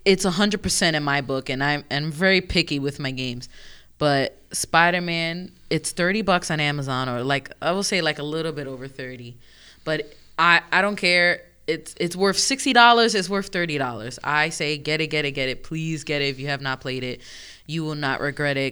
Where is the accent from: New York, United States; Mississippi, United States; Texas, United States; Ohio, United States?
New York, United States; I'm from New York